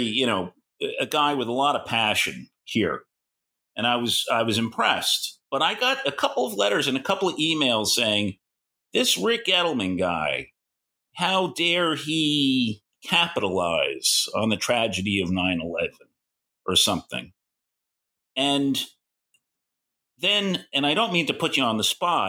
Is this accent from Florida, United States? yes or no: no; New York, United States; I'm a New Yorker